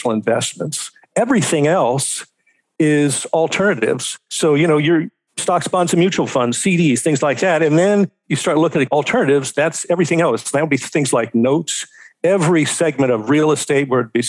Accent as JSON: {"language": "English", "town": "Cincinnati", "region": "Ohio", "country": "United States", "also_born_or_lived": "Daytona Beach, Florida / Seattle, Washington", "moved": "as an adult", "said": "I'm originally from Cincinnati, Ohio"}